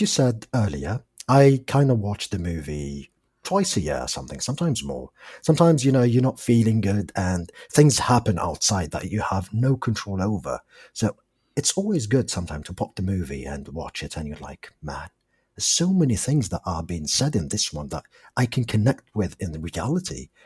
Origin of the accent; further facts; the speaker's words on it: Algeria; English is a second language; I'm from Algeria, and English is my fourth language